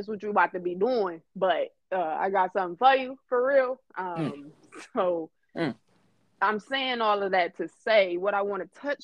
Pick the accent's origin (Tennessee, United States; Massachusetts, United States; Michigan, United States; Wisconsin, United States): Michigan, United States; Detroit; moved away as an adult; now in Phoenix, United States; From Detroit by way of Phoenix